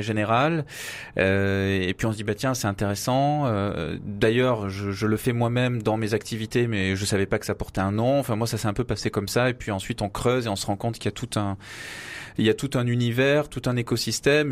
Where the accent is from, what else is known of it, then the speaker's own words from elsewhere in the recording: Avignon, Provence-Alpes-Côte d'Azur, France; moved away as an adult; now in Paris, France; je suis né à Avignon